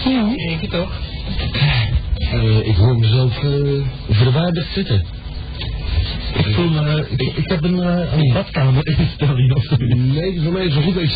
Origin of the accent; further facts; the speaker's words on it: Netherlands; Als Nederlander